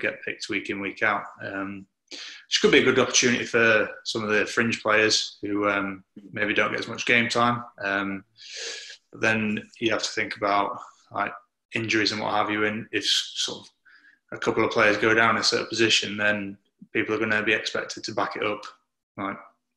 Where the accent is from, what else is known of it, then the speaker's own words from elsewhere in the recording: Yorkshire and the Humber, United Kingdom; also born or lived in Lancaster; born in Lancaster, and then I think moved to Yorkshire when I was maybe three or four.